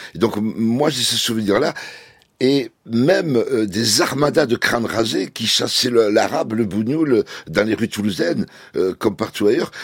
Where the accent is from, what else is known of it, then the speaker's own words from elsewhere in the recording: France; je suis français